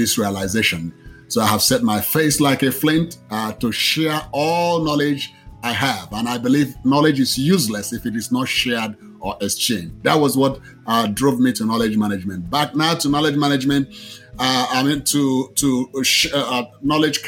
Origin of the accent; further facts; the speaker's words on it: Nigeria; moved away as an adult; now in Austin, United States; I was originally born in Nigeria